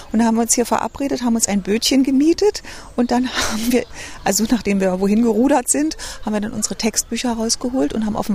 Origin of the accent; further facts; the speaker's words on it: Berlin, Germany; Also ich bin ja eine richtige Berliner Pflanzer, wa?